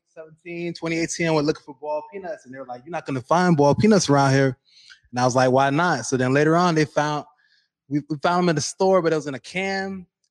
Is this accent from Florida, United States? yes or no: yes; Sanford, Florida, United States; moved away as an adult; I'm from Florida.